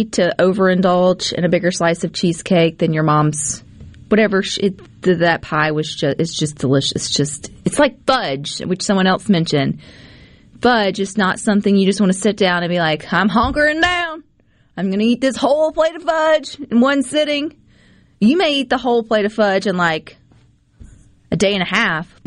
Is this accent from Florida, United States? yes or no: no; Mississippi, United States; I'm from Mississippi